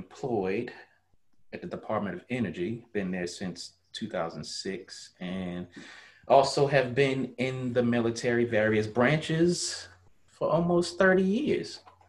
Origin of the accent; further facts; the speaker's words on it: Harlem, New York, United States; born there; I was born in Harlem way back in 1973. I grew up pretty much all over because I've been a military brat pretty much all my life.